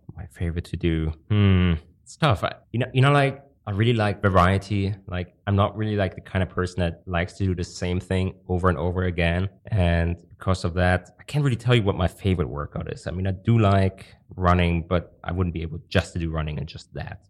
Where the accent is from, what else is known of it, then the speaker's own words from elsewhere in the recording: Germany; moved away as an adult; also born or lived in Hong Kong; I'm originally from Germany